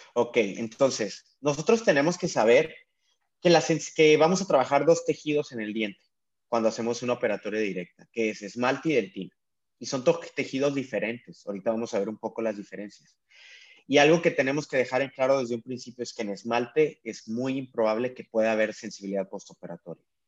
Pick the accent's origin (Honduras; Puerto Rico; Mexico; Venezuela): Mexico; moved away as an adult; now in San Diego, United States; soy mexicano y trabajo acá de ilegal, no, no te creas, este de, pero sí, trabajo en San Diego, California